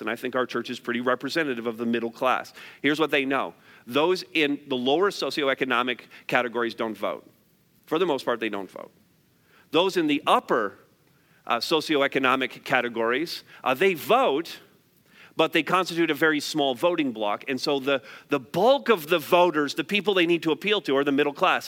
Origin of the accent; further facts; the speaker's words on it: Canada; because we're Canadian